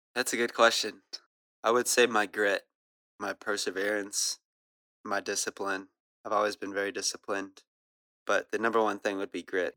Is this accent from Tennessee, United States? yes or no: no; Louisville, Kentucky, United States; I'm from, um, I'm from Louisville, Kentucky